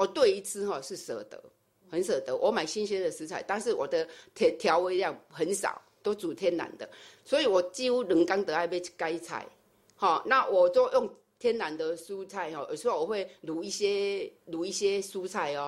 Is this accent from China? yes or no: no; Chiayi, Taiwan; 我嘉义人， 所以 标准的南部人，